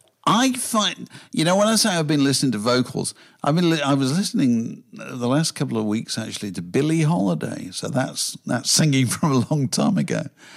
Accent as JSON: {"language": "English", "town": "Virginia Water", "region": "South East England", "country": "United Kingdom", "tie": "born or raised there", "said": "which is quite remarkable when you consider that I grew up in Virginia Water and I've gone to college goldsmiths."}